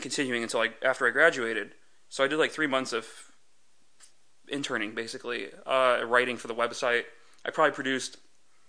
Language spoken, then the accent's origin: English; Santa Clara, California, United States; also born or lived in Los Angeles; I grew up in Santa Clara in the mm-hmm. Bay Area